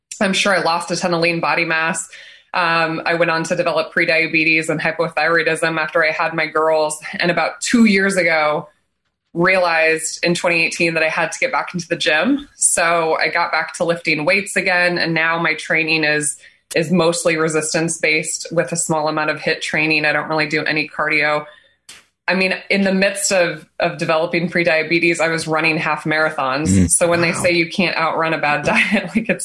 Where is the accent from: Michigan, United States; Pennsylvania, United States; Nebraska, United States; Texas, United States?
Nebraska, United States; I'm born and raised in Nebraska